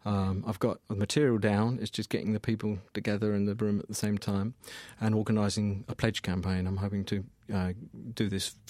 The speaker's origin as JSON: {"language": "English", "town": "Colchester", "region": "East of England", "country": "United Kingdom", "tie": "born or raised there", "said": "my hometown in Colchester"}